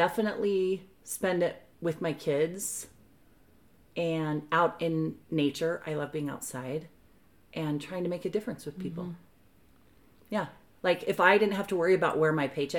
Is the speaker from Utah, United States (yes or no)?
yes; Bountiful, Utah, United States; I grew up right here in the town we're in Bountiful, Utah